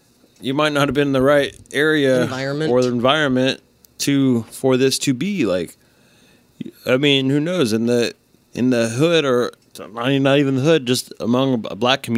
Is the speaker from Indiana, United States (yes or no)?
yes; Indiana, United States; hey, it could be way fucking worse. I was from Indiana.